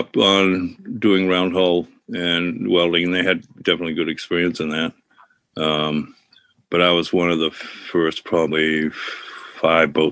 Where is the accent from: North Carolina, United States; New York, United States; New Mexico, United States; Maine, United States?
Maine, United States; Ogunquit; I grew up in Perkins Cove, Southern Maine, Nagunkwit